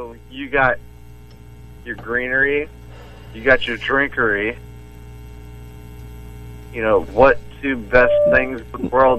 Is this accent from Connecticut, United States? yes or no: no; Bradenton, Florida, United States; I'm from Bradenton.